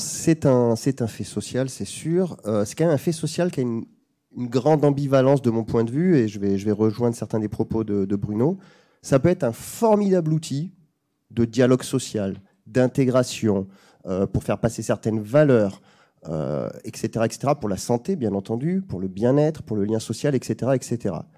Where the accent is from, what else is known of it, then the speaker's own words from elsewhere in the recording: Bayonne, Nouvelle-Aquitaine, France; je viens de Bayonne